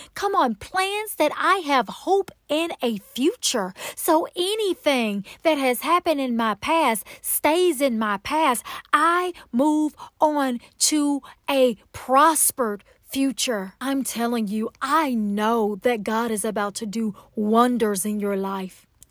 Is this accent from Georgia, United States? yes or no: yes; Atlanta, Georgia, United States; accent: Southern; I am from Atlanta, Georgia, Can you tell? I am a true Southern Belle